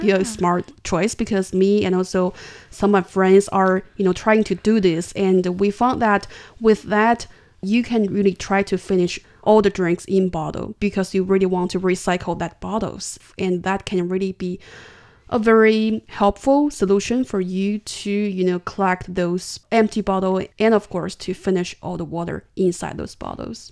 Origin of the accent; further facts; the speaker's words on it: China; I'm from China